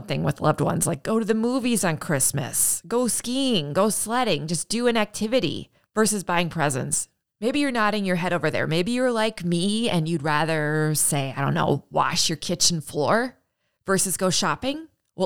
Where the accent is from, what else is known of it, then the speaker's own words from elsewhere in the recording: Midwest, United States; I'm a Midwesterner